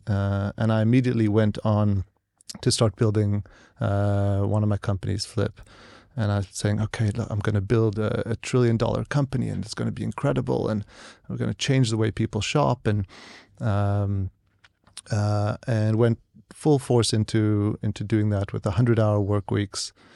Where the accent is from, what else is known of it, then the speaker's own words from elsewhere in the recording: San Diego, California, United States; also born or lived in South Africa / St. Louis / New York; I grew up there and was educated there uh, in San Diego